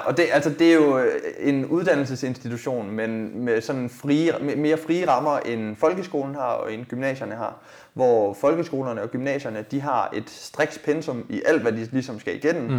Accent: Denmark; jeg er egentlig født og opvokset i Rigskov

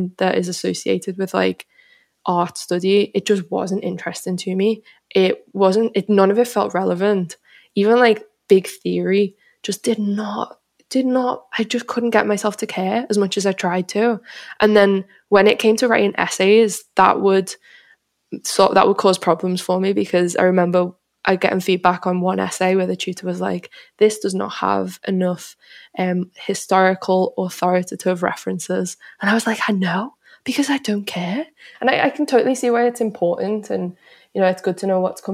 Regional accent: Liverpool, North West England, United Kingdom; moved away as an adult; now in London, United Kingdom; a lot of my family and friends in Liverpool

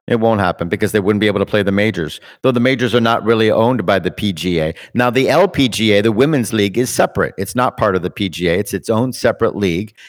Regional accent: Canada; We're Canadian

